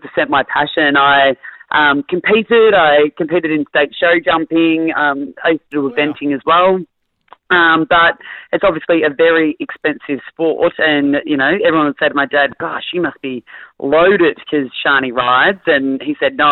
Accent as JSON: {"language": "English", "town": "Bonbeach", "region": "Victoria", "country": "Australia", "tie": "born or raised there", "moved": "as an adult", "said": "I grew up in Bond Beach, which no one's ever heard of ever, but it's actually the best part of Melbourne"}